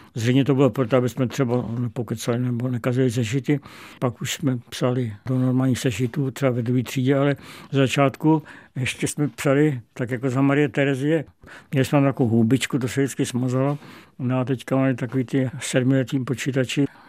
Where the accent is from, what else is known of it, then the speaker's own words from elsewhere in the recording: Prague, Czechia; jezdil jsem po pražském okolí, po Zahradách, po Stromovce